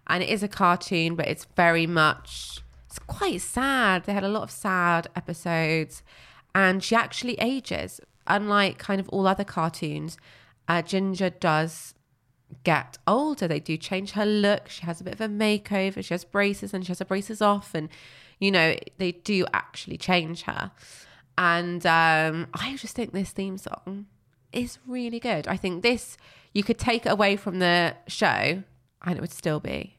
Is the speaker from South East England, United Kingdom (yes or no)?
yes; High Wycombe, South East England, United Kingdom; born there; I was born in High Wycombe.